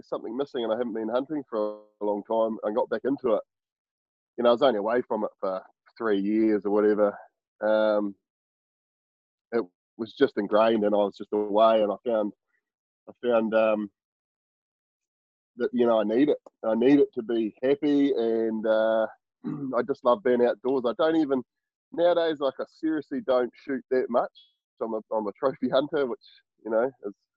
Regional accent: Murchison, Tasman, New Zealand; I grew up in Murchison, little sort of at the top of the West Coast in South Island

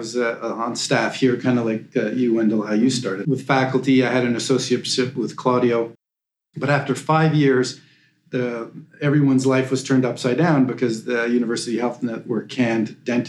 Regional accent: Montreal, Quebec, Canada; I'm originally from Montreal, and I went to McGill. I did undergrad at McGill. I did my dentistry at McGill.

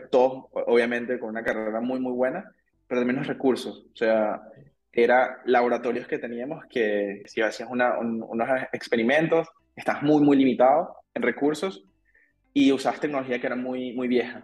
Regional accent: Caracas, Capital District, Venezuela; moved away as an adult; also born or lived in Aachen, Germany / Düsseldorf, Germany; now in Germany; yo tengo 31 años y, como tú dijiste, yo vengo de Venezuela y soy ingeniero

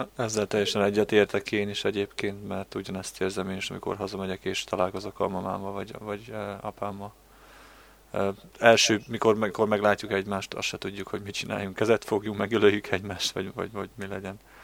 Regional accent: Hungary; moved away; magyar vagyok én is

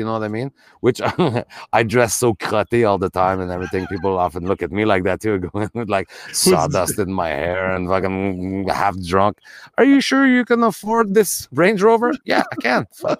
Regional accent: Canada; And as white people, I think, Luigi, growing up in Canada of all places, we can admit that we're privileged absolutely.

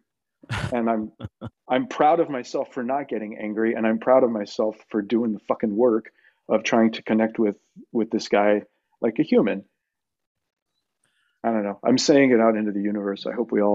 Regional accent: El Paso, Texas, United States; I'm from El Paso.

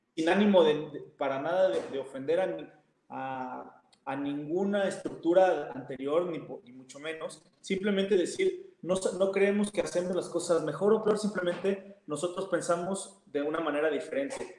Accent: Mexico

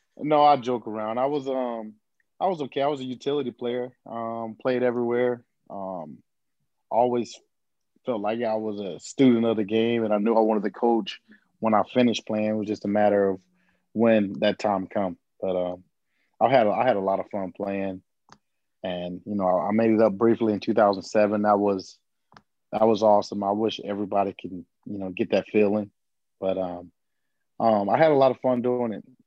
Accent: Fort Myers, Florida, United States; born or raised there

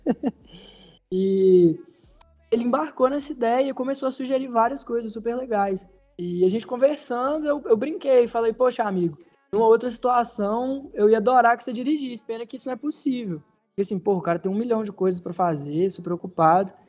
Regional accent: Teófilo Otoni, Minas Gerais, Brazil; em Teófilo Otoni, que é de onde eu sou

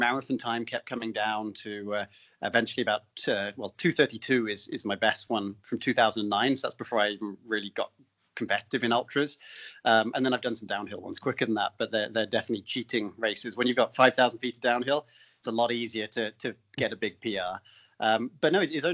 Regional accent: United Kingdom; moved away as an adult; also born or lived in London; I don't come from the US. So in the UK, I was playing cricket and soccer

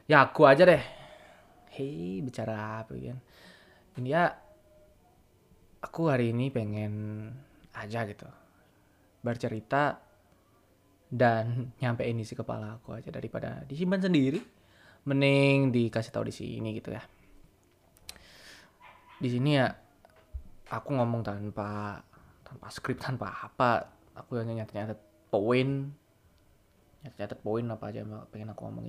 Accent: Bali, Indonesia; accent: Balinese; nggak pernah tinggal di mana di tempat lain nggak pernah merantau kemana-mana dari lahir tinggal di Bali ini masih pakai bahasa Bali dan lingkunganku sangat bahasa Bali

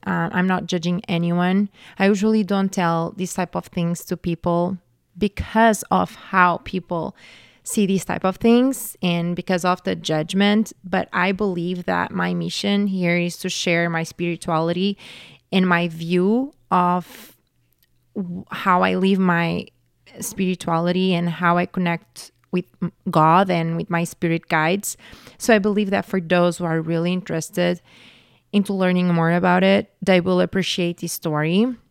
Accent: Portugal; I grew up Catholic in Portugal

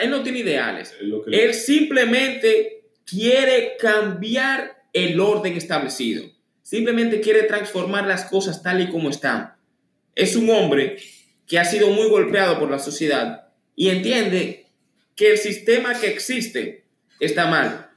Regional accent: Dominican Republic; Aquí mismo en la República Dominicana

